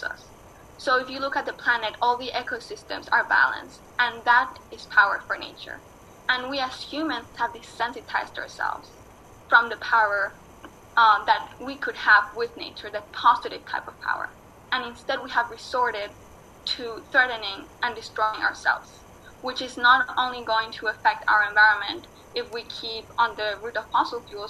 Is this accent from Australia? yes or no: no; Mexico; moved away; also born or lived in New York City; I was born in Mexico and I was raised as part of the Otomi Toltec indigenous philosophy and indigenous peoples